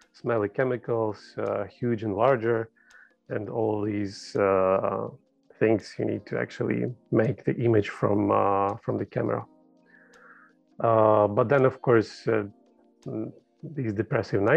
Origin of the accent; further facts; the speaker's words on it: Ukraine; moved away as an adult; now in Prague, Czech Republic; I am from Ukraine originally, but moved with my family here 6 years ago, I guess, already, to Czech Republic, Prague.